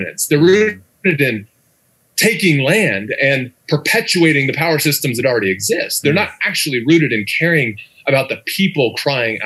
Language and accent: English; United States; moved away as an adult; now in Iraq